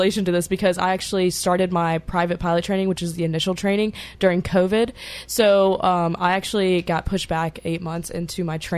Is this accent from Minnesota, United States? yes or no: no; Jackson, Tennessee, United States; I'm from West Tennessee, so Jackson, Tennessee